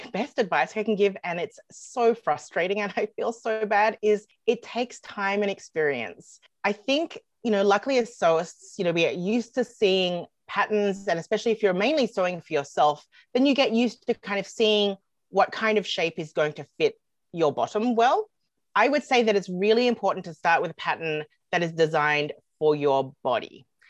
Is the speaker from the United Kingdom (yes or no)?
no; Australia; moved away as an adult; also born or lived in United States; now in Canada; Well, I'm originally from Australia, but I've lived in Canada for quite some time now. I've lived in Canada since 2007, and then before that, I was 2 years in the USA.